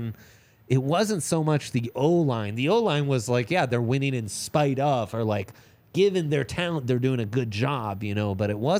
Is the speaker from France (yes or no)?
no; Italy; So I grew up in Italy.